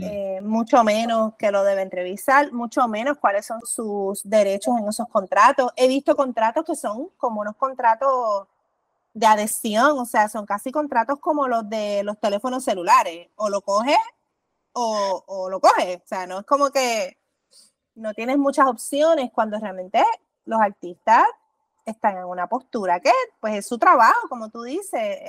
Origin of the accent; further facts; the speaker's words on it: Puerto Rico; mi experiencia como puertorriqueña